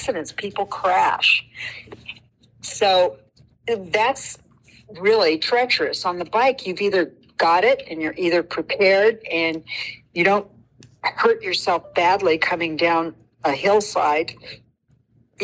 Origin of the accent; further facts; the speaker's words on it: California, United States; I'm from California